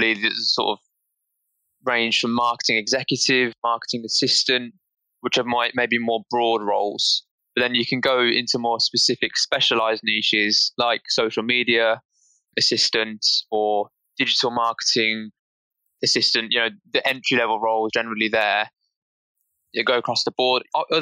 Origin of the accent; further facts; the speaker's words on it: Birmingham, West Midlands, United Kingdom; I'm from Birmingham, which is the second biggest city after London